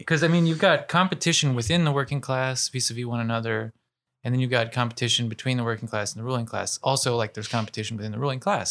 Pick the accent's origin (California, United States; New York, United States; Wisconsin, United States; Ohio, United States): Ohio, United States; I'm from Ohio